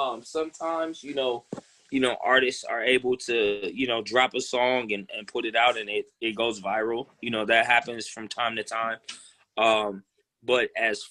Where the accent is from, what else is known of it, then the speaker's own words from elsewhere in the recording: Midwest, United States; also born or lived in South / Los Angeles / New York; being that I'm from the Midwest. I've lived, in the South. I've lived in LA. I lived in New York.